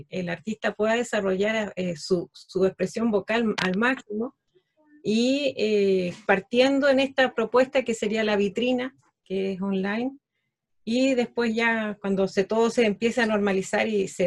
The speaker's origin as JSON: {"language": "Spanish", "region": "Antofagasta", "country": "Chile", "tie": "born or raised there", "said": "una parte de mi, de mi vida la, desarrollé en la ciudad donde me crié, en Antofagasta, y ahí armé una agrupación cultural"}